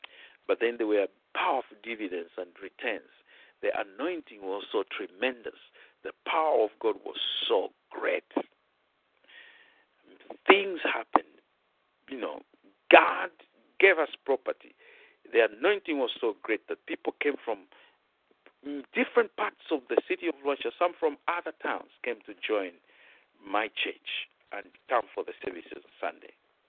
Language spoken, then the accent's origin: English; Nigeria; moved away; I've been in full-time ministry when I came from Nigeria in 1984 until the year 2000.